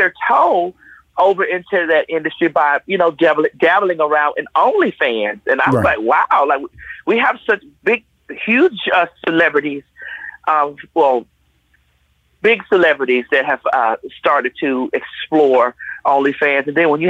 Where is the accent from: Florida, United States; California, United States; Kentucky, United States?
Florida, United States; Miami; now in Conyers, United States; I'm based in Atlanta, Georgia. I'm originally from Miami, Florida.